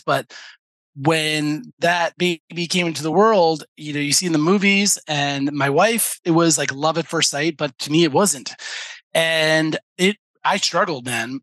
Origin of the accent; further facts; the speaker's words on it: New York, United States; moved away as an adult; now in Israel; I'm I'm from New York. My family's in New York